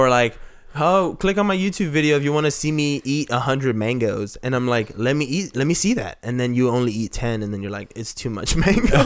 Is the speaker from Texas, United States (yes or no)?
yes; Texas, United States; I'm from Texas